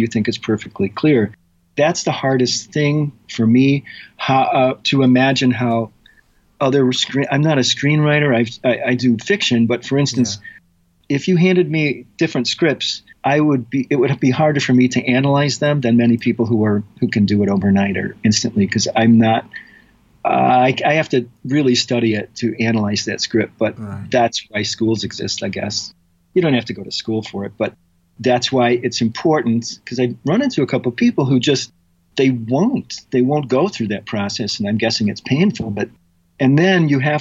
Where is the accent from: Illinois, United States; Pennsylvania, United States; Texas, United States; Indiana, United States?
Illinois, United States; Chicago; moved away; I'm from Chicago originally.